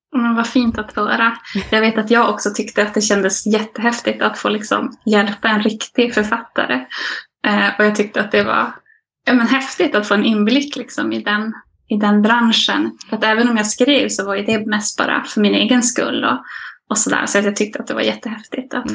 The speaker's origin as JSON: {"language": "Swedish", "town": "Malmberget", "region": "Norrbotten County", "country": "Sweden", "tie": "born or raised there", "moved": "as an adult", "lives_now": "Jokkmokk, Sweden", "said": "Jag är född och uppvuxen i Malmberget, eh, men jag bor nu i Jokkmokk sedan några år tillbaka"}